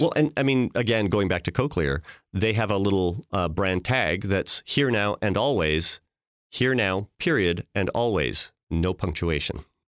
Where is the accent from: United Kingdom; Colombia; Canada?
Canada; Regina, Saskatchewan; I grew up in Regina